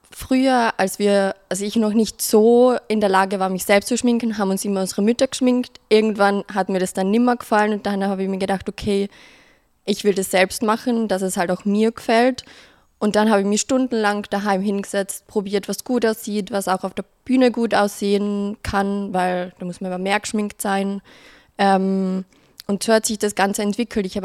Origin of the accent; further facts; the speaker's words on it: Carinthia, Austria; now in Vienna, Austria; Äh, ich komme ursprünglich aus Kärnten, wie man vielleicht hören wird. Ähm, bin seit fünf Jahren in Wien